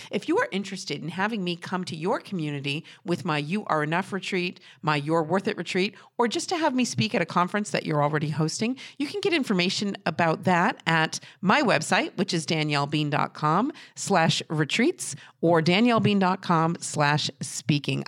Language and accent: English; New Hampshire, United States; I'm from New Hampshire and I don't talk like